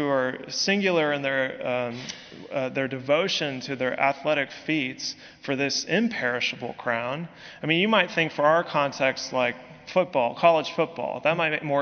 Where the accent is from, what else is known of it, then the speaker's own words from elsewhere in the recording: San Francisco Bay Area, California, United States; moved away as an adult; now in Birmingham, United States; I come from California, specifically the San Francisco Bay Area